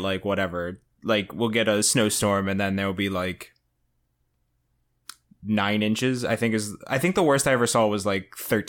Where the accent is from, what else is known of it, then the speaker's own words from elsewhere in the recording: New Jersey, United States; And I think this might be a growing up in New Jersey thing.